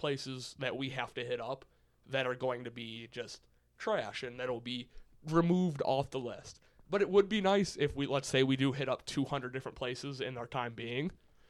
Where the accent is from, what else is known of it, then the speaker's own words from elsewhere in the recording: United States; As an American